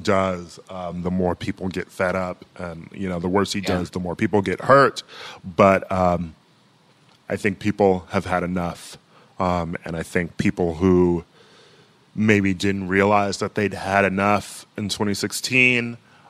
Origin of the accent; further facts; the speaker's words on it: Milwaukee, Wisconsin, United States; my hometown of Milwaukee, Wisconsin